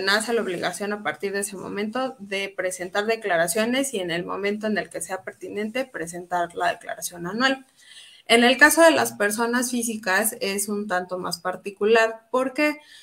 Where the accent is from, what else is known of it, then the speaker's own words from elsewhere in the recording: Mexico; Todos como mexicanos